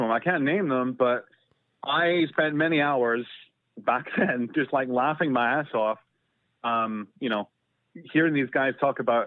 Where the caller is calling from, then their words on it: Canada; Calling from Canada